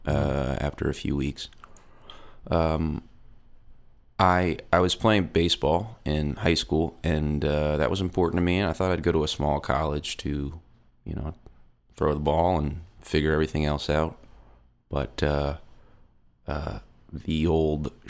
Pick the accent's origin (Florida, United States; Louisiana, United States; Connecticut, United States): Louisiana, United States; Metairie; Grew up in Metairie, which is the suburb just outside of New Orleans